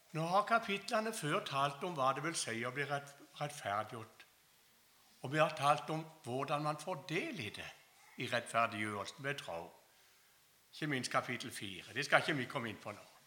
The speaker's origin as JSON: {"language": "Norwegian", "town": "Kristiansand", "region": "Agder", "country": "Norway", "said": "Jeg kommer altså fra Flekkerøy utenfor Kristiansand."}